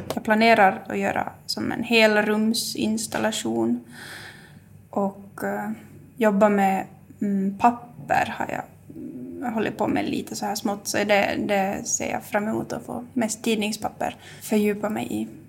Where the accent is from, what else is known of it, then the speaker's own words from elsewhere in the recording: Jakobstad, Ostrobothnia, Finland; jag kommer härifrån trakten, Jakobstadstrakten och bor här